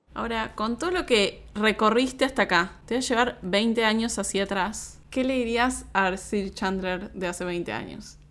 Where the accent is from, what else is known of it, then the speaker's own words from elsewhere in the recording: Argentina; la perspectiva de un argentino en Argentina, todo eso que, que, somos un país como tan particular